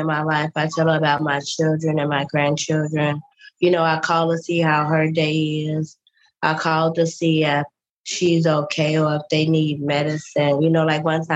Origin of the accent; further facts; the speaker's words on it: Chicago, Illinois, United States; now in Los Angeles, United States; I'm from Chicago, Illinois